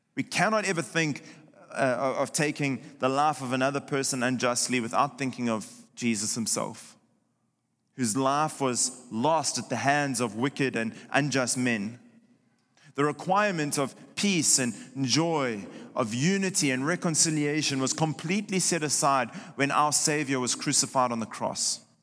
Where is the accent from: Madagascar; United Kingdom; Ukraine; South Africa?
South Africa; moved away; my home country of South Africa